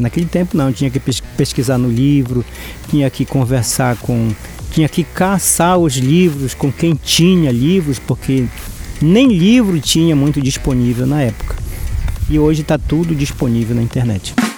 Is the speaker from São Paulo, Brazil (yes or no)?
no; São Pedro do Arapiuns, Pará, Brazil; moved away as an adult; eu sou natural de São Pedro do Rio Arapiuns, tenho 65 anos de idade, nasci e me criei no Arapiuns. Saí de lá já com os meus 33 anos de idade